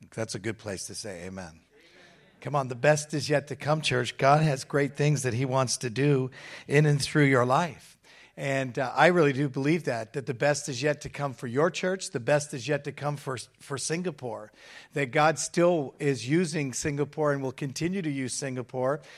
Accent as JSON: {"language": "English", "region": "England", "country": "United Kingdom", "tie": "born or raised there", "moved": "yes", "lives_now": "Hamilton, Canada", "said": "I'm British. I was born in England."}